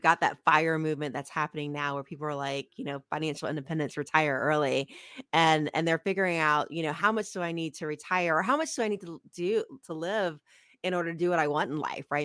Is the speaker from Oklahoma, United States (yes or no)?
no; Ohio, United States; moved away; I grew up in Ohio